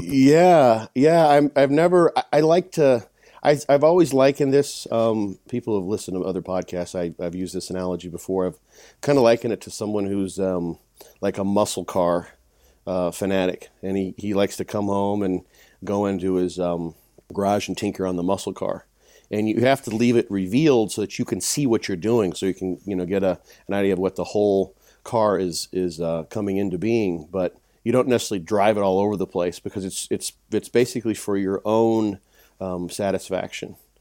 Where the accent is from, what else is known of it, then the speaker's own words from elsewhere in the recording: Illinois, United States; my hometown, in a small town in Illinois